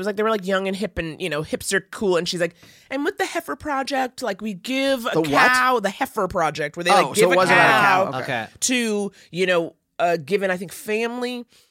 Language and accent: English; New York, United States; Because like for me, I think it was like growing up in New York and I kind of taught you to be a little bit tougher, harder, or like more skeptical.